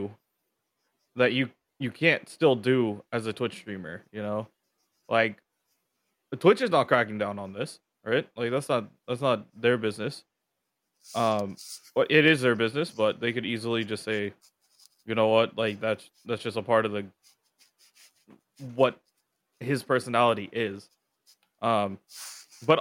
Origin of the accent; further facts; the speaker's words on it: San Francisco, California, United States; I come from San Francisco, so we have Ghirardelli. It's kind of hard to put anything up against Ghirardelli because I kind of grew up with that chocolate